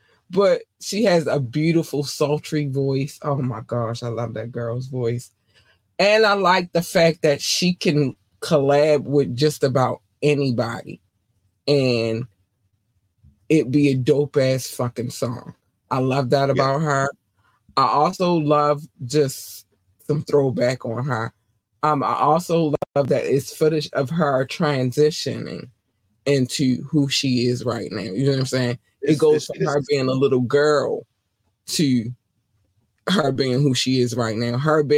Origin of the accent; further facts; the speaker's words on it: Baltimore, Maryland, United States; also born or lived in North Carolina; Especially because I was born in North Carolina, and in North Carolina we had one black station and all the rest of them was everything else. And then we moved to Baltimore, and then I had all the black stations